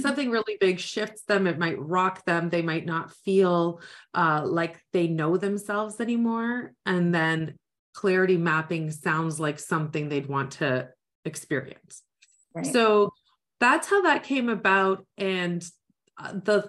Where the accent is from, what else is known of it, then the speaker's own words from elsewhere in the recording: Niagara area, Ontario, Canada; I am from the Niagara area